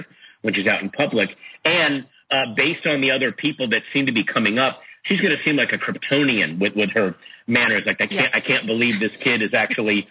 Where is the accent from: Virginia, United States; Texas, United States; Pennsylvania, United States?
Virginia, United States; Sterling; I grew up in Sterling, Virginia